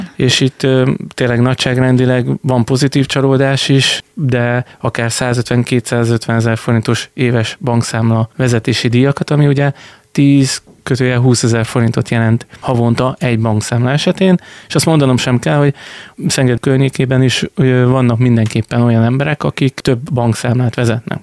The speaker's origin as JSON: {"language": "Hungarian", "town": "Bordány", "region": "Csongrád-Csanád", "country": "Hungary", "tie": "born or raised there", "moved": "as an adult", "lives_now": "Szeged, Hungary", "said": "Én ugye Bordányban nevelkedtem"}